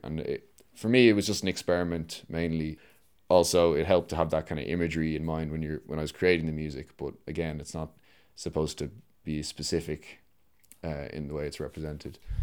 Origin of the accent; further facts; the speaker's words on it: Dublin, Leinster, Ireland; I'm a composer from Dublin